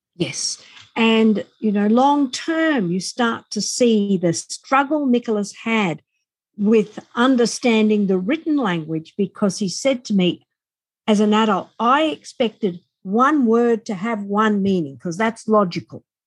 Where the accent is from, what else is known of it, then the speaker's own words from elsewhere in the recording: Australia; accent: Australian; as we are Australian, as you most likely hear my accent